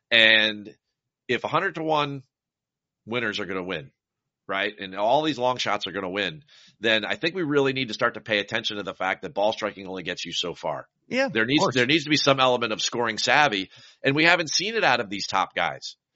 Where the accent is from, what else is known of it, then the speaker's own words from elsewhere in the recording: New Jersey, United States; I'm from New Jersey. I butcher the language.